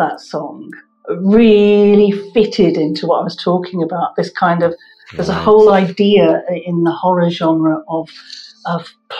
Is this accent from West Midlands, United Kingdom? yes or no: yes; Coventry, West Midlands, United Kingdom; moved away; I'm from Coventry